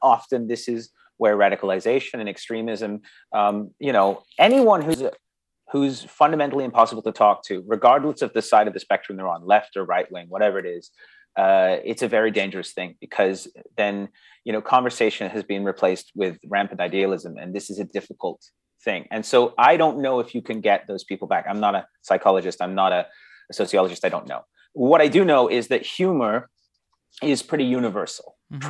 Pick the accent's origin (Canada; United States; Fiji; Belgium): Canada; accent: English; also born or lived in England; so I was born in England, and when I moved to Canada, I was 5 years old. So I was really young, and I had a very thick English accent.